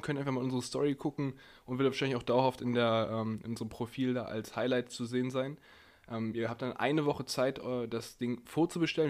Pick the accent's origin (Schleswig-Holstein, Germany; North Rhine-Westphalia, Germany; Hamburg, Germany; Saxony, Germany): Hamburg, Germany; als Hamburger